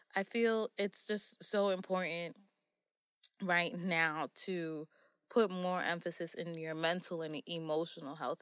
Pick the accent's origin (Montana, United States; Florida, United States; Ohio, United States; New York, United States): New York, United States; New York City; I am from Queens, New York.